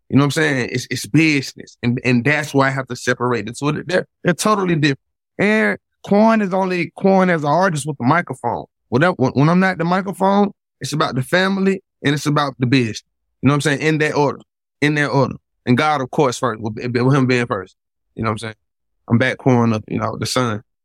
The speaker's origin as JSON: {"language": "English", "town": "Atlanta", "region": "Georgia", "country": "United States", "said": "I'm from Atlanta."}